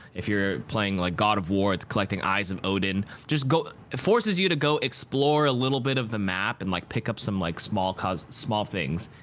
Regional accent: Toronto, Ontario, Canada; I'm from Toronto

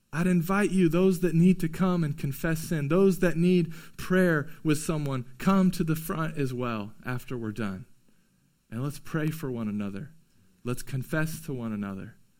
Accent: United States; we as American Christians

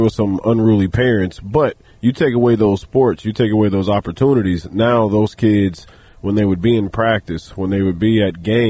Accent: Kansas City, Missouri, United States; Yeah, I grew up in South Kansas City

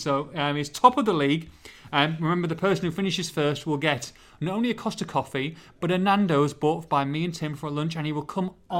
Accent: Hull, Yorkshire and the Humber, United Kingdom; I'm from Hull.

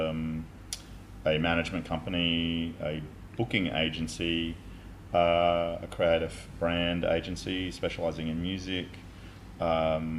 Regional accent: Brisbane, Queensland, Australia; I loved growing up in Paddington

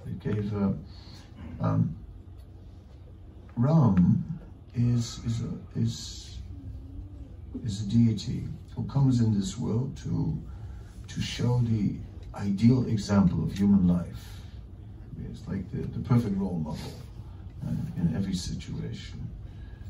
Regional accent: Amsterdam, North Holland, Netherlands; I'm from, not from New York, I'm from Amsterdam

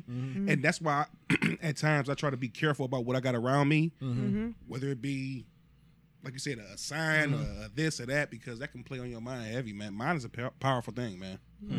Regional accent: East Cleveland, Ohio, United States; growing up in East Cleveland.

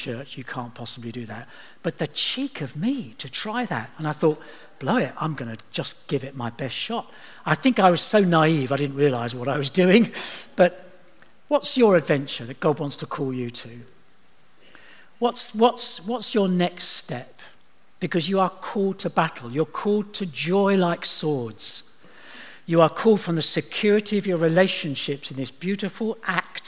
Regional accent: Eastbourne, South East England, United Kingdom; moved away; I'm from Eastbourne

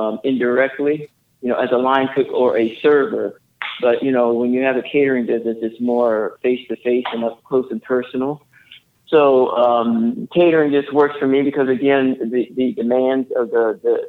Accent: the South, United States; now in Eugene, United States; I grew up in the South, came from a line of great cooks.

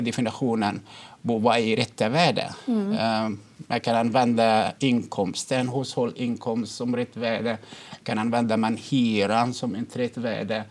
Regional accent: Egypt; now in Sweden; jag kommer från Egypten

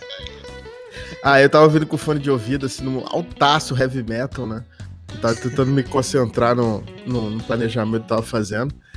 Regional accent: Manaus, Amazonas, Brazil; also born or lived in Minas Gerais; Eu, eu nasci em Minas e cresci em Manaus

